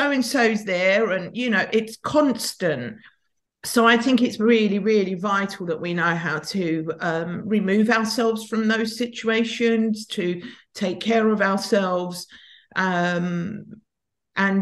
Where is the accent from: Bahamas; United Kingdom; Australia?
United Kingdom; London; I grew up in North London, in a bit of a kind of tough area of Tottenham